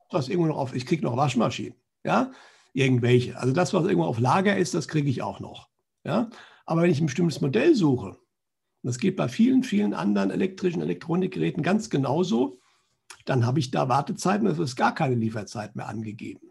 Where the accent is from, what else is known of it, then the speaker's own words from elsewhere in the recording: Germany; Bei uns in Deutschland